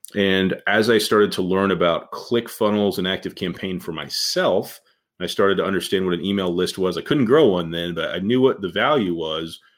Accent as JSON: {"language": "English", "town": "Indianapolis", "region": "Indiana", "country": "United States", "tie": "born or raised there", "said": "when I was growing up from Indianapolis, I was on the west side of Indy, uh, you know, back in the 80s"}